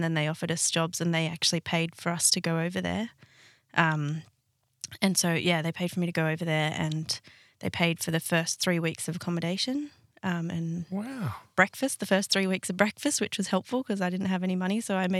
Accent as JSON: {"language": "English", "town": "Sydney", "region": "New South Wales", "country": "Australia", "tie": "born or raised there", "said": "I grew up in Sydney, in the Hills District of Sydney, in a place called Castle Hill, and then the family moved to Bella Vista when I was a teenager."}